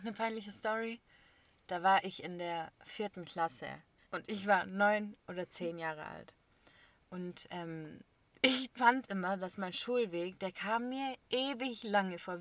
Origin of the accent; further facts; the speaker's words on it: Germany; ich bin hier geboren